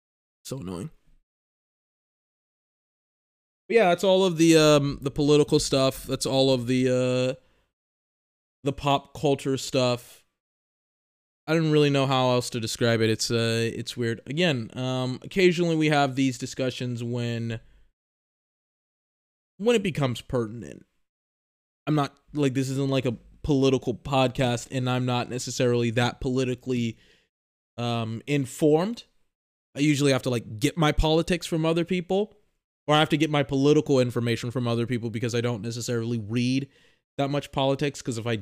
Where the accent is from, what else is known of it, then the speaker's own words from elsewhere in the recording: Texas, United States; I grew up in Texas.